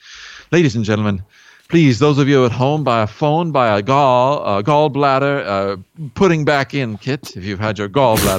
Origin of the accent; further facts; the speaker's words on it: Pennsylvania, United States; Because that's sort of an expression that I used when I was growing up in Pennsylvania.